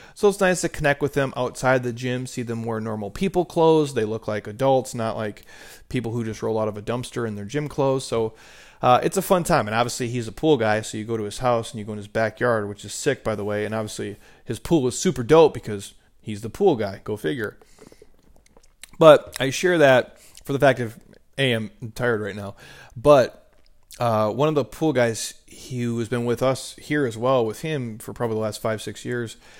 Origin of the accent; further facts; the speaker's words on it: Minnesota, United States; moved away; growing up in Minnesota